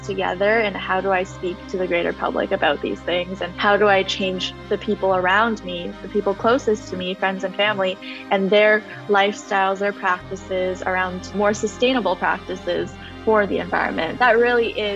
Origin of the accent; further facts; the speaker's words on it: Canada; I grew up in Canada